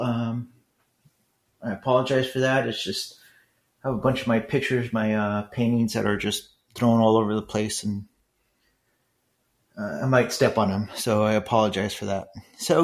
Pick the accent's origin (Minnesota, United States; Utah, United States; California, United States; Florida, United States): California, United States; Los Angeles; moved away as an adult; also born or lived in Irvine; with other Mexicans in East LA, I really didn't fit in there